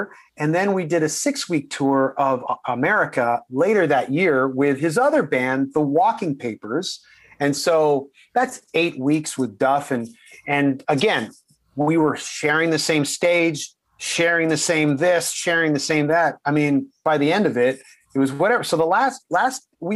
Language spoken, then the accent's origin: English; Canada; we're all Canadian